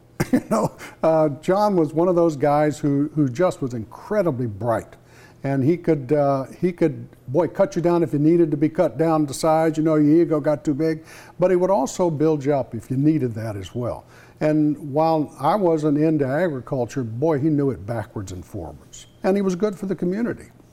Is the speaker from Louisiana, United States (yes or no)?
no; Florida, United States; moved away as an adult; also born or lived in Alabama / North Carolina; now in Eastern North Carolina, United States; we're both from Florida